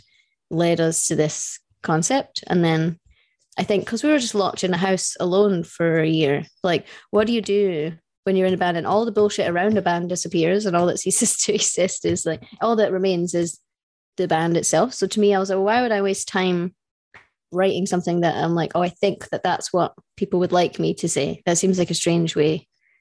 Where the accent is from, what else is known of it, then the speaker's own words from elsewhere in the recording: United Kingdom; we're British